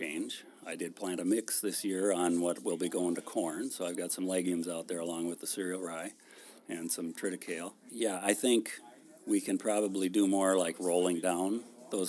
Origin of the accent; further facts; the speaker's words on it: Caledonia, Minnesota, United States; now in Stewartville, United States; I grew up down by southeast Minnesota by Caledonia, where it's really steep